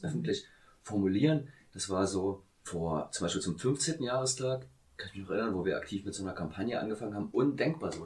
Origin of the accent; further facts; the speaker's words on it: Hoyerswerda, Saxony, Germany; moved away; ich komme aus Hoyerswerda und habe dort die Hälfte meines Lebens gewohnt